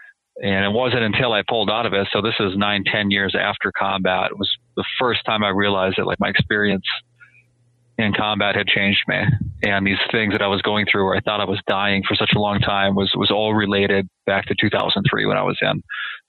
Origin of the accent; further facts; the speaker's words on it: Minnesota, United States; So I grew up in Minnesota, and I joined the Marine Corps just a week out of high school.